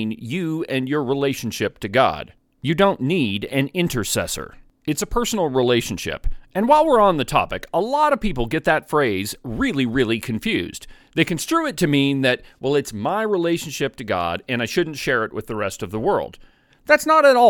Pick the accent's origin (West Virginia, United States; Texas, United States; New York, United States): New York, United States; Buffalo; I grew up in the Methodist Church here in Buffalo